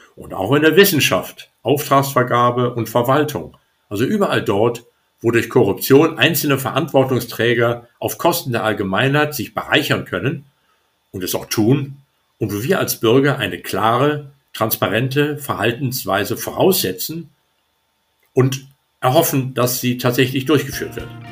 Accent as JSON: {"language": "German", "region": "Hamburg", "country": "Germany", "said": "als Hamburger"}